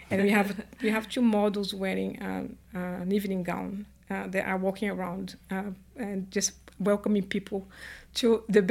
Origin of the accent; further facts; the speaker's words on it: Brazil; moved away as an adult; now in United Kingdom; I was born in Brazil, raised in Brazil, and my mom was Italian, my dad Portuguese, and then I've been in the UK for 20 years.